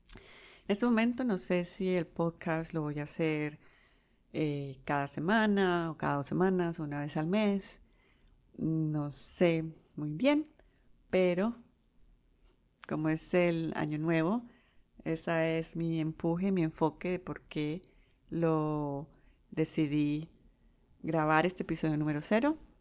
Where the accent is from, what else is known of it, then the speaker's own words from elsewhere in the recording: Colombia; first language Spanish; now in United States; soy de Colombia